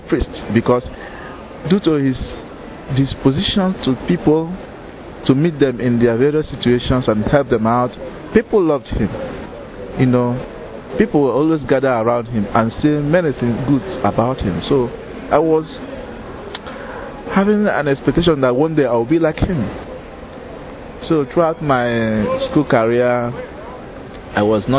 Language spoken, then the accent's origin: English; Nigeria; I am from Fanita Archdiocese in Nigeria